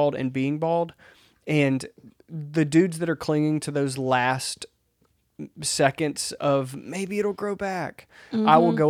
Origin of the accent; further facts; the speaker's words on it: Southern United States, United States; We talk about growing up in the South.